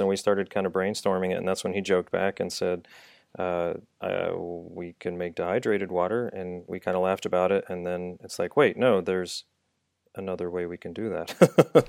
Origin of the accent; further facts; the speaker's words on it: Dayton, Ohio, United States; also born or lived in Houston, Texas; I was originally from Dayton prior